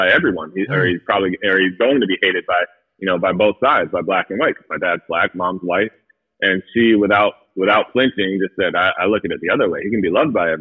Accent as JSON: {"language": "English", "region": "Connecticut", "country": "United States", "tie": "born or raised there", "said": "I grew up in Connecticut."}